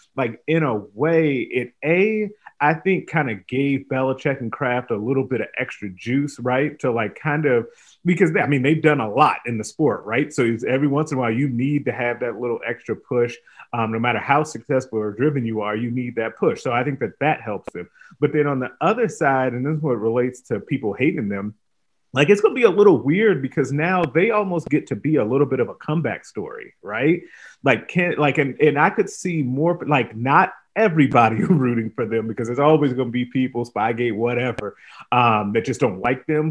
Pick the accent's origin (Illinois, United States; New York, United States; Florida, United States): Illinois, United States; moved away; my home state team, Illinois